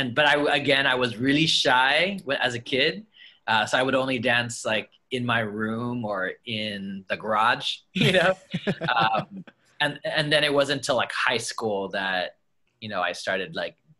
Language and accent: English; Los Angeles, California, United States; I grew up in Harbor City, which is like right in between Torrance, Wilmington, Carson, San Pedro